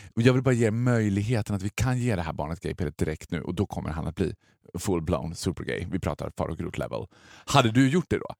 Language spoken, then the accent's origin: Swedish; Borlänge, Dalarna County, Sweden; Det var ett, ett sommarnöje när jag var liten i Borlänge